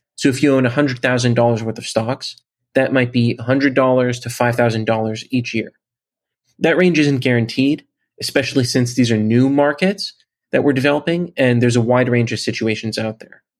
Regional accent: Bay Area, California, United States; I'm from the Bay Area in California

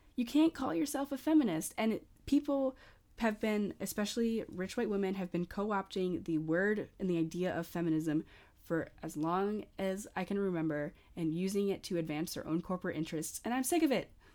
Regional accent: United States; I'm an American college student.

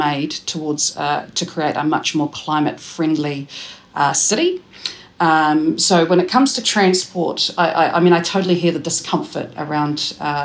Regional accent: Taranaki, New Zealand; moved away as an adult; also born or lived in Cannons Creek, Porirua; now in Wellington, New Zealand; I grew up in Cannons Creek in Porirua before moving to Taranaki when I was about 7

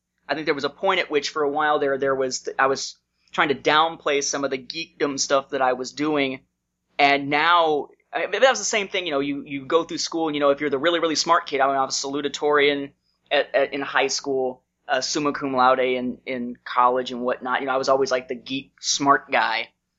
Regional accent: Indiana, United States; moved away as an adult; I moved to Georgia from Indiana in 2002 once I graduated from college.

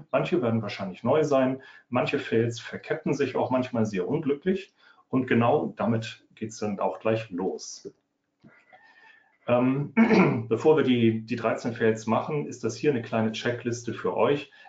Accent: Northern Germany, Germany; Also, ich komme aus dem Norden, ich wohne bei Hamburg

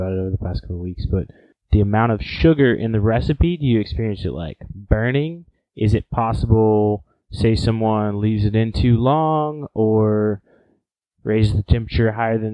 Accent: Oklahoma, United States; moved away; I'm from Oklahoma originally

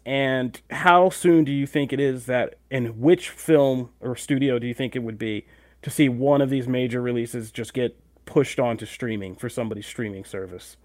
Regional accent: United States; we're American

